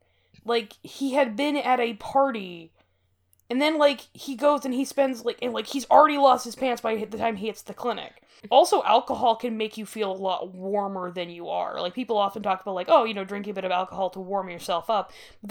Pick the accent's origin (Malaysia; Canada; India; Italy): Canada; As a Canadian with, like, a relentless disregard for my own personal comfort, but not my own personal safety